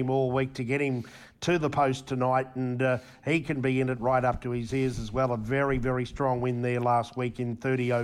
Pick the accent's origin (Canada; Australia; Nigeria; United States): Australia; Queensland; We're dyed-in-the-wool Queenslander